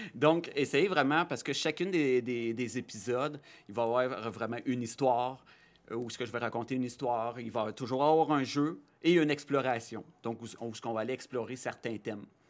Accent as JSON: {"language": "French", "town": "Rouyn-Noranda", "region": "Quebec", "country": "Canada", "tie": "born or raised there", "also_born_or_lived": "Chicoutimi", "said": "Je viens de Rouen-Noranda"}